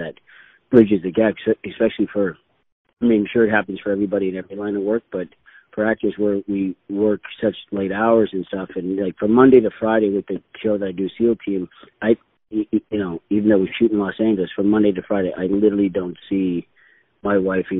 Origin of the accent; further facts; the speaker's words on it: Vancouver, British Columbia, Canada; also born or lived in Dublin, Ireland; I was born in Dublin, Ireland, and my sister and I. I was six. My sister would have been eight, and we emigrated with my mom and dad. We came over to Vancouver, Canada